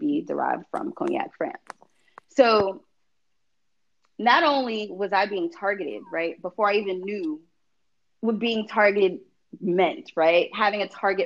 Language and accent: English; New York, United States; the neighborhood where I grew up in New York